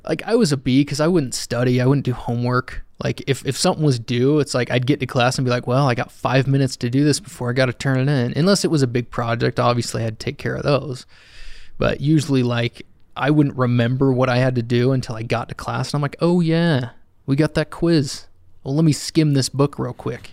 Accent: Alpine, Utah, United States; also born or lived in Spanish Fork, Utah / Salem, Utah / Orem, Utah; I grew up in Alpine for the majority.

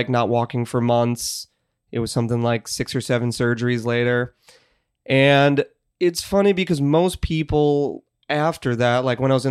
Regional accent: Chicago, Illinois, United States; now in Boulder, United States; I am from Chicago

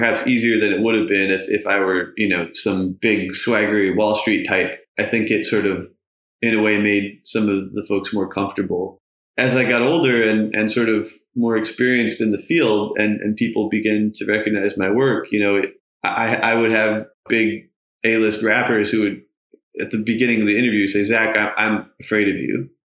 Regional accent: New York, United States; I grew up in New York

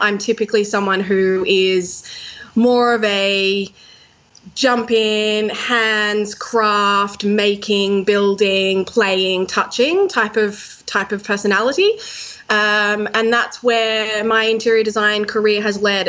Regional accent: Sydney, New South Wales, Australia; Sydney, my hometown

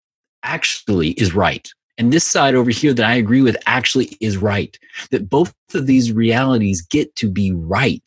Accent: the South, United States; I grew up, you know, in the South, you know, which is very, you know, in the 70s, early 80s, where, you know, it was very segregated

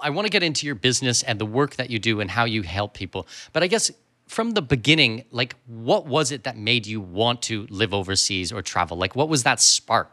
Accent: Canada; moved away; when I grew up in Canada, we had thirty-two children in a class

